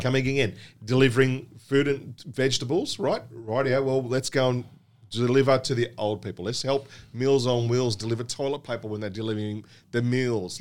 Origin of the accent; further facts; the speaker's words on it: Australia; being born and bred in Australia